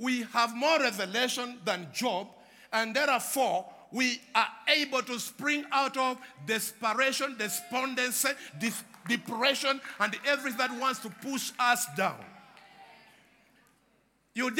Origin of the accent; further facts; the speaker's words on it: Uganda; I come from Uganda